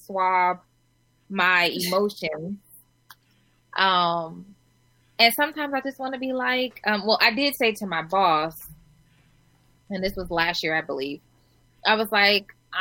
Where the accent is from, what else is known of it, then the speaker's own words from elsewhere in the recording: Omaha, Nebraska, United States; I'm from Omaha, Nebraska